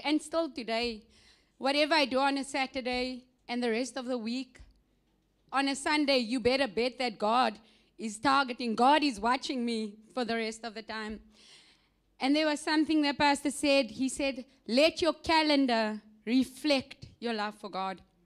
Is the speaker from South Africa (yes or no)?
yes; South Africa; moved away; I am from South Africa